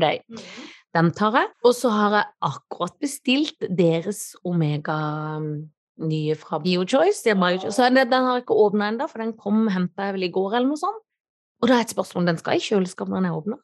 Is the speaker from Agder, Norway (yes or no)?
yes; Kristiansand, Agder, Norway; siden jeg er fra Kristiansand. Ja, det må man ha når man er fra bibelbeltet sjøl